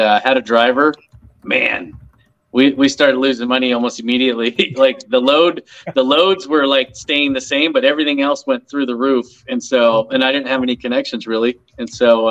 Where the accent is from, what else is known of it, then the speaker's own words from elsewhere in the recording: Palmdale, California, United States; I grew up in Palmdale, California